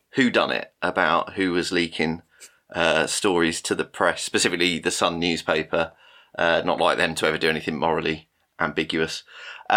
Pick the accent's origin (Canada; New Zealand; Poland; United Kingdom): United Kingdom; we're the British two-thirds of this